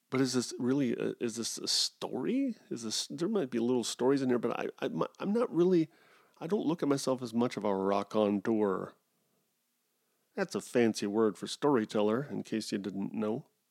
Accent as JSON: {"language": "English", "country": "United States", "said": "Goes against being an American"}